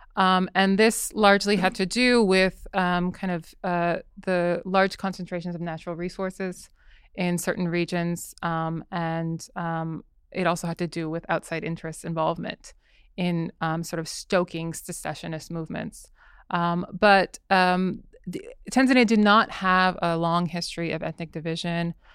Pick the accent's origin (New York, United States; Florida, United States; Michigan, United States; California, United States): California, United States; Southern; I grew up in Southern California